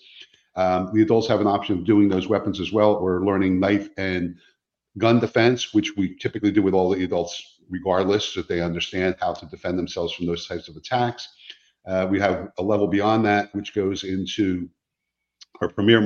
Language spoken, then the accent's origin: English; New Jersey, United States; moved away as an adult; now in Fort Myers, United States; I'm not from this area. I grew up in New Jersey. We moved here 5 years ago